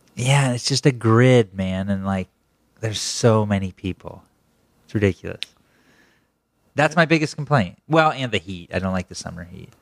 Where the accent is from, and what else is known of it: Pennsylvania, United States; born or raised there